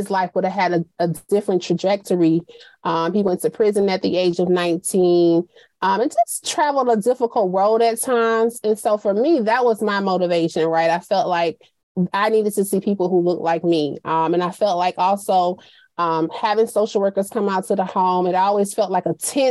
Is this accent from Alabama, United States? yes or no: yes; Montgomery, Alabama, United States; We grew up in Montgomery